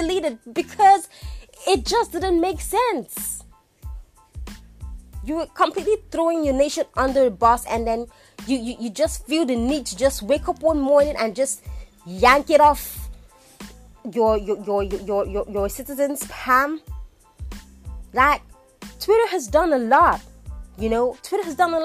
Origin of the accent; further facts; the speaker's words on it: Nigeria; I'm a Nigerian, born Nigerian, schooled Nigerian, did everything here in Nigeria.